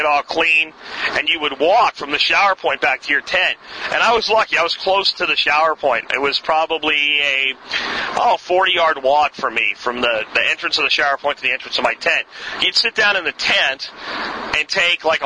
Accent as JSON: {"language": "English", "region": "Pennsylvania", "country": "United States", "tie": "born or raised there", "said": "where I grew up in Pennsylvania"}